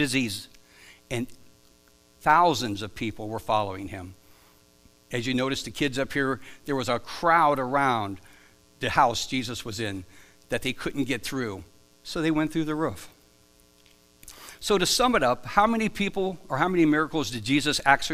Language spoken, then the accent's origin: English; Stone Creek, Ohio, United States; also born or lived in Akron, Ohio / Dover, Ohio; I was born in Akron, Ohio. I grew up near on a farm near Stone Creek, Ohio, and I've spent most of my adult life in Dover, Ohio.